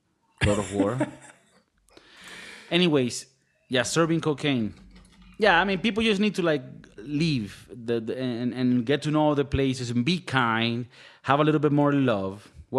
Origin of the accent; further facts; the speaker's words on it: Venezuela; I'm from Venezuela.